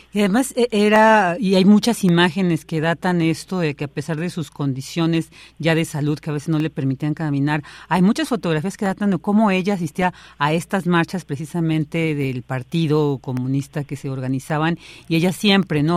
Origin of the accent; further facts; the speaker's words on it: Mexico; como mexicanas y como mexicanos